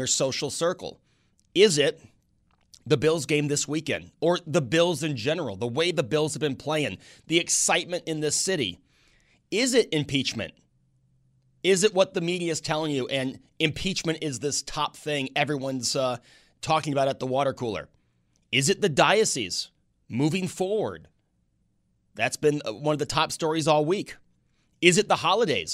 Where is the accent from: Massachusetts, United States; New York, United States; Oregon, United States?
New York, United States; a millennial growing up in New York, most of my friends are liberals.